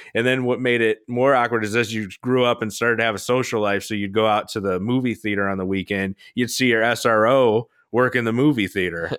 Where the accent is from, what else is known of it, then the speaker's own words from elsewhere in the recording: Florida, United States; moved away; I'm from Florida. We still own a house there.